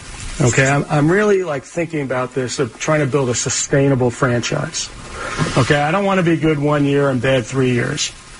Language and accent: English; Long Island, New York, United States; I grew up in Long Island